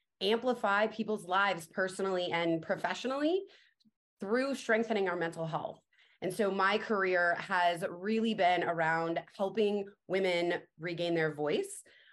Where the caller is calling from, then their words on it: Phoenix, Arizona, United States; I am joining you from Phoenix, Arizona.